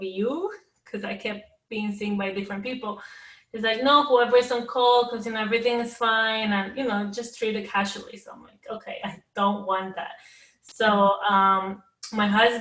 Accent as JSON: {"language": "English", "town": "New York City", "region": "New York", "country": "United States", "said": "we're from Queens, New York"}